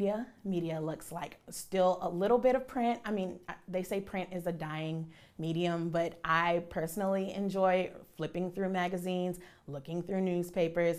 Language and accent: English; Charleston, South Carolina, United States; I'm born and raised in Charleston, so WCSC is what my family watched